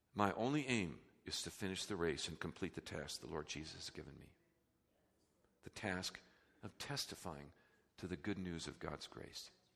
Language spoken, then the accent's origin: English; United States; we're so American, we're so consumer-driven